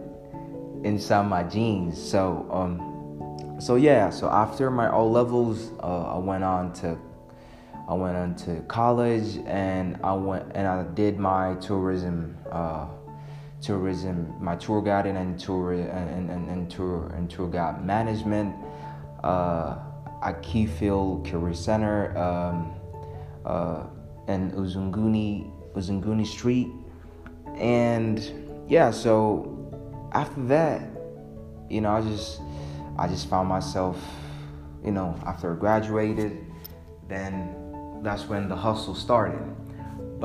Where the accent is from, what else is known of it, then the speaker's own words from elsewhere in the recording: Arusha, Tanzania; I'm from Arusha, Tanzania